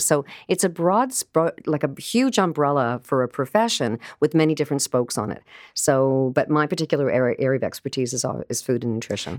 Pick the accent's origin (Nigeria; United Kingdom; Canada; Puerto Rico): Canada; Vancouver, British Columbia; now in Toronto, Canada; I'm from Vancouver